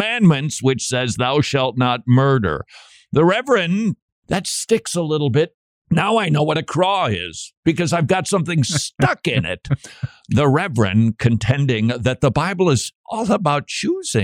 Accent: Minnesota, United States; my home state of Minnesota.

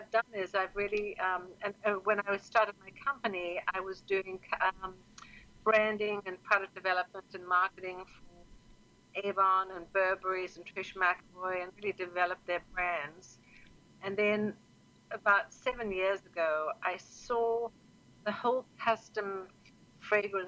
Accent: South Africa; moved away as an adult; now in New York, United States; I'm actually from South Africa

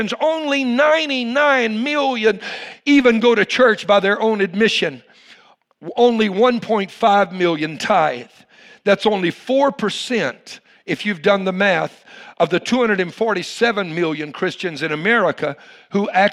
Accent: the South, United States; now in Houston, United States; I was raised in the South

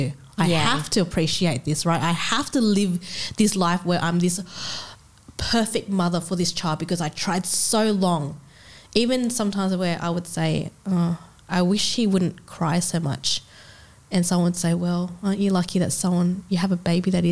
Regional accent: Australia; we are in Australia

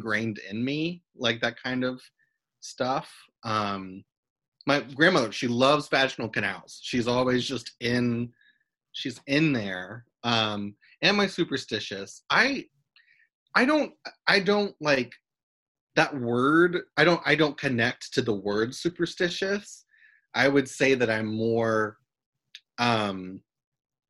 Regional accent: Christian County, Kentucky, United States; also born or lived in Oakland; now in Los Angeles, United States; my hometown

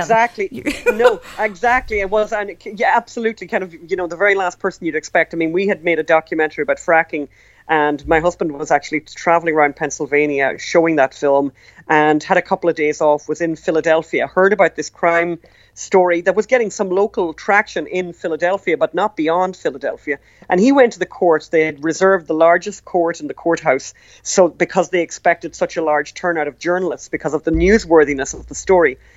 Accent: Ireland; we're from Ireland

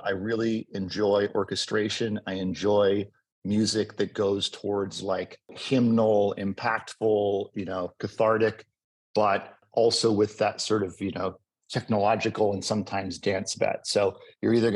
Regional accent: Southern California, United States; also born or lived in Los Angeles; growing up in Southern California

